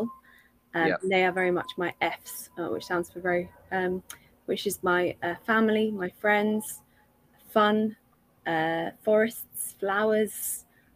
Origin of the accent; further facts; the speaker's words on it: London, United Kingdom; I grew up in London